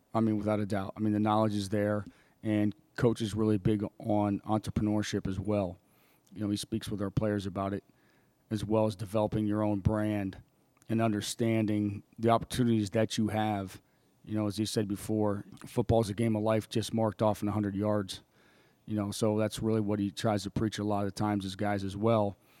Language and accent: English; State College, Pennsylvania, United States; moved away as an adult; my hometown, State College, Pennsylvania